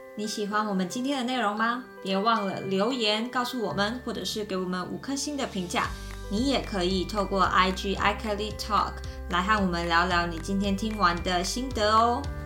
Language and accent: Chinese; Taiwan; moved away as an adult; now in Germany; 我们从小在台湾学的那个观念